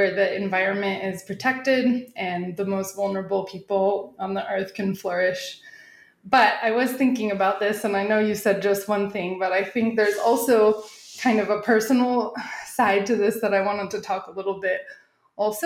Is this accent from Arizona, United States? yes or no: yes; Arizona, United States; moved away as an adult; also born or lived in Southern California / Thailand / Korea; now in Mexico City, Mexico; I grew up in Arizona, and I spent my university and grad school years in Southern California.